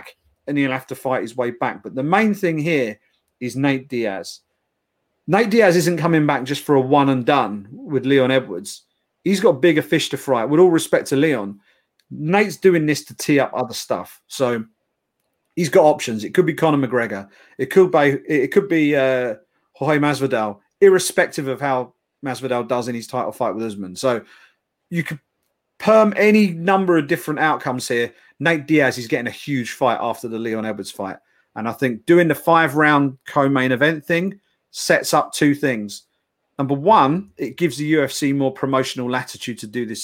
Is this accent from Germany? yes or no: no; United Kingdom; we are the Brit pack